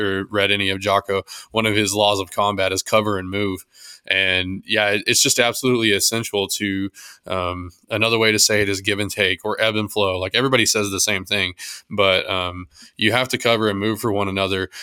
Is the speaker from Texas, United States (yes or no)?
yes; Texas, United States; I'm from Texas